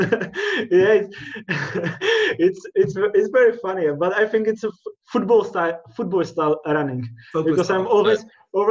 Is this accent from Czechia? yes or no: yes; Czechia; English is a second language; I'm from Czech Republic.